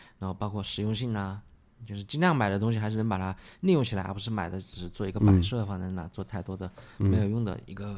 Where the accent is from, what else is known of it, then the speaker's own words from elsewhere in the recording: Wuhan, Hubei, China; 我们武汉话叫库